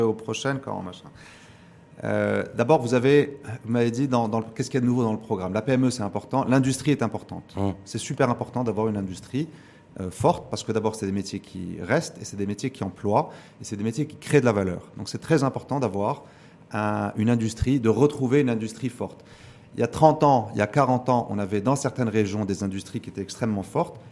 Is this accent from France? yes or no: no; Morocco